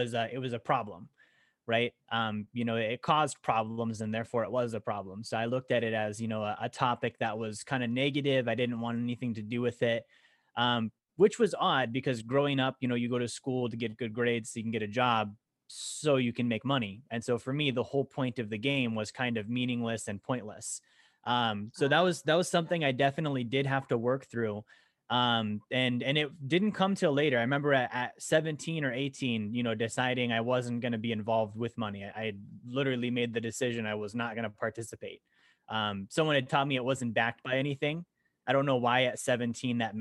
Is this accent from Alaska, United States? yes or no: yes; Alaska, United States; also born or lived in Montana; I grew up in Alaska. Actually, I was born in Montana, moved to Alaska when I was a kid